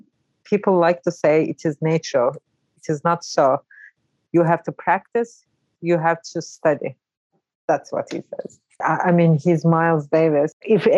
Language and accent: English; Ankara, Turkey; also born or lived in Brooklyn, New York; now in New York, United States; I'm originally from Ankara, Turkey.